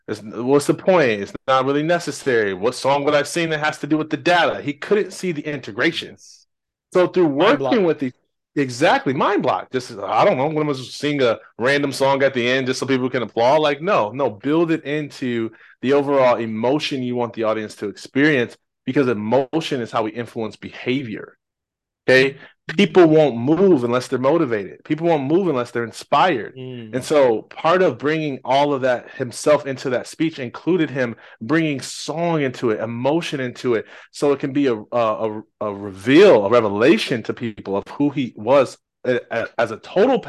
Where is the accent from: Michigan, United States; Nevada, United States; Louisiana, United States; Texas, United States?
Michigan, United States; Jackson; I'm originally from Jackson, Michigan